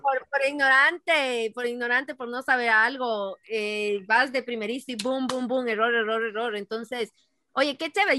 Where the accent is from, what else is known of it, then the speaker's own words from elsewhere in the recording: Ecuador; moved away as an adult; also born or lived in Boston, United States; now in United States; si estás en el Ecuador, la mayoría somos ecuatorianos